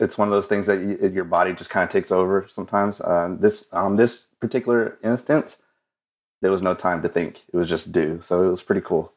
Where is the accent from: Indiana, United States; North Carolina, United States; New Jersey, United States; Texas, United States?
Texas, United States; Odessa; I'm from West Texas, Odessa, Texas